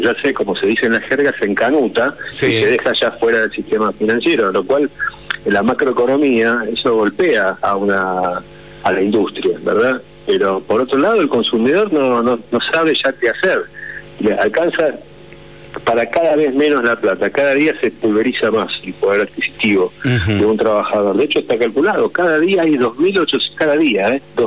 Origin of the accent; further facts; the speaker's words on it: Argentina; en un país como la Argentina no tenemos otra opción más que transformarnos en emprendedores